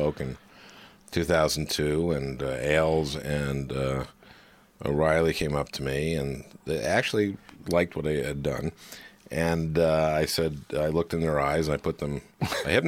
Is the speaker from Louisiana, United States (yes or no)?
no; St. Louis Park, Minnesota, United States; I'm from St. Louis Park